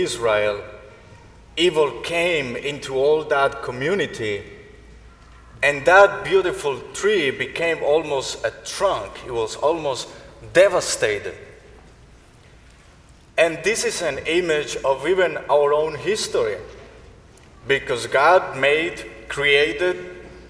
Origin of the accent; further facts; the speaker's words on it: Colombia; moved away; Colombia, my home country